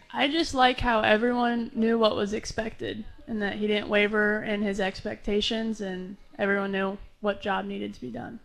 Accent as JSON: {"language": "English", "town": "Lincoln", "region": "Nebraska", "country": "United States", "tie": "born or raised there", "moved": "yes", "said": "back in Lincoln in my hometown"}